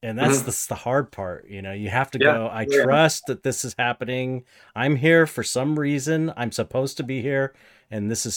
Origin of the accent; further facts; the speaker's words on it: United States; an American